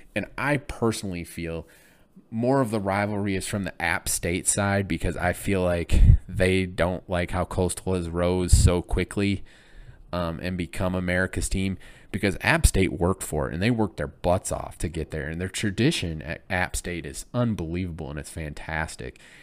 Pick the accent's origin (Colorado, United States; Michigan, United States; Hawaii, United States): Michigan, United States; now in Illinois, United States; growing up in Michigan, growing up in Big Ten country, living in Illinois now